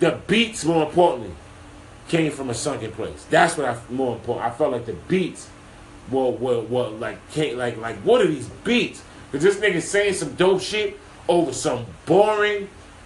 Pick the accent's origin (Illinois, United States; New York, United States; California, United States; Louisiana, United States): New York, United States; New York City; I'm from Harlem